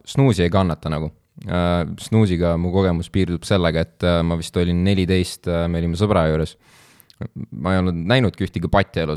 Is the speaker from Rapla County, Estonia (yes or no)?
yes; Kohila, Rapla County, Estonia